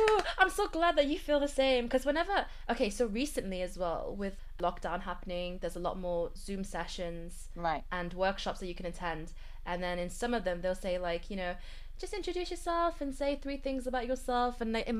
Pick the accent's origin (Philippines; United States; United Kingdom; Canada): United Kingdom; also born or lived in Birmingham; in terms of where I am from, my dad is Malaysian Chinese. And my mom is Vietnamese, but I was born in Britain here, based in Birmingham.